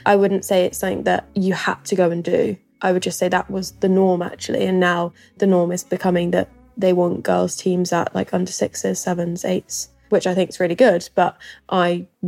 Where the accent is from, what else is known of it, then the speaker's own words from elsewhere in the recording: West Sussex, South East England, United Kingdom; I grew up in West Sussex, a little village called Feltham, right by the sea, which I would definitely say is my happy place and I love going back to as much as I can.